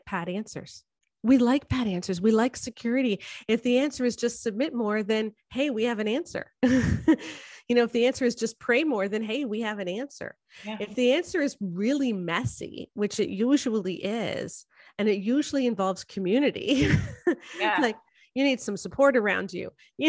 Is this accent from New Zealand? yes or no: no; Canada; I'm a Canadian sociologist, in the sense that I have most of my degrees are in sociology and I'm Canadian